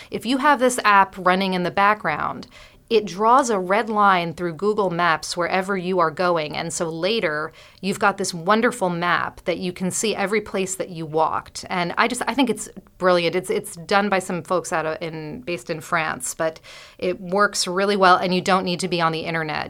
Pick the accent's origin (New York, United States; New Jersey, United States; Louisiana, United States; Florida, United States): New York, United States; New York City; I'm a New Yorker